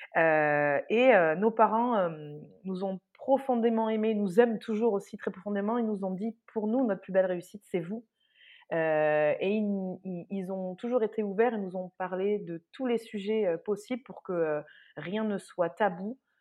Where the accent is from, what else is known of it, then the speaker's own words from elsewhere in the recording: Saint-Justin, Nouvelle-Aquitaine, France; moved away; j'ai grandi dans le sud-ouest, dans un tout petit village de 1000 habitants